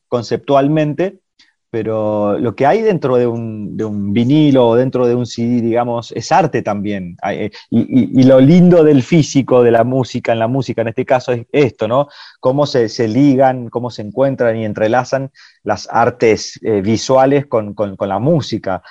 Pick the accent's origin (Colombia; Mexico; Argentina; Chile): Argentina; Corrientes; yo soy un artista correntino